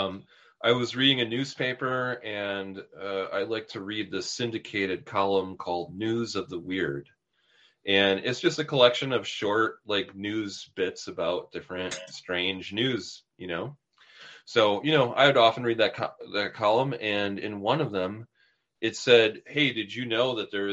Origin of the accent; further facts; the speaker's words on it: Milwaukee, Wisconsin, United States; Milwaukee, which is my hometown